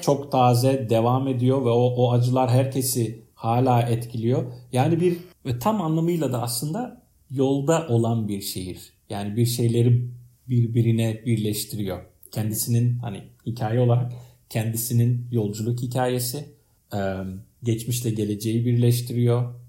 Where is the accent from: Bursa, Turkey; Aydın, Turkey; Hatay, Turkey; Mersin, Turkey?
Hatay, Turkey; Iskenderun; born or raised there; moved away; also born or lived in Ankara